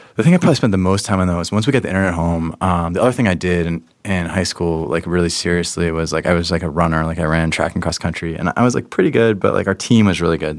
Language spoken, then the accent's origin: English; Pittsburgh, Pennsylvania, United States; I grew up in Pittsburgh, Pennsylvania, a long time ago